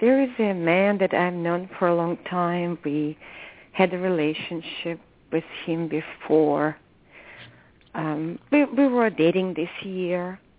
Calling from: California, United States; I'm calling from California.

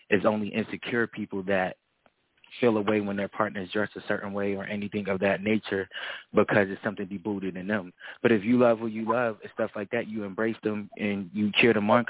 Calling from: Melbourne, Florida, United States; calling from Florida. You already know Florida

